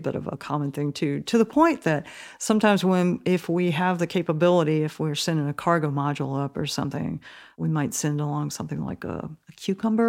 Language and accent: English; Gulf Coast, United States; growing up on the Gulf Coast